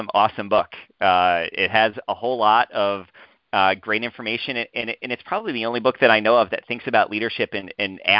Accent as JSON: {"language": "English", "region": "New York", "country": "United States", "tie": "born or raised there", "moved": "as an adult", "lives_now": "Urbana-Champaign, United States", "said": "Growing up in New York"}